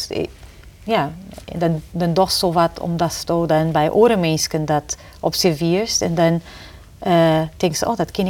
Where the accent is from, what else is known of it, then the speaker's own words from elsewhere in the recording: Portugal; Dutch is a second language; now in Netherlands; ik als Portugese vrouw en ik als collega die, of als persoon die het verreizigen eh, hoort, En dan ken ik altijd weer weer om naar Friesland.